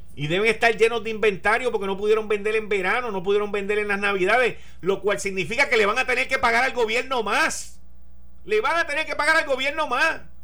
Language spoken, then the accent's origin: Spanish; Puerto Rico; yo decirle de Puerto Rico